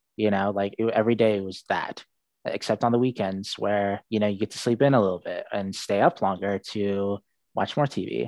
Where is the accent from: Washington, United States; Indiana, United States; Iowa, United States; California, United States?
Washington, United States; Seattle; born there; Yeah, I was born in Seattle. My mom's American. She was born and raised in Spokane. And my father was born in Saudi Arabia.